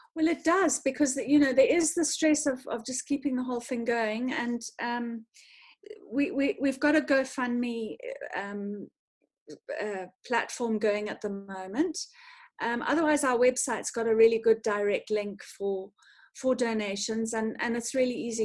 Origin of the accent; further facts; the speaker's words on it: North Harare, Zimbabwe; I grew up in Zim, um, in sort of North Harare, in in a in in the rural area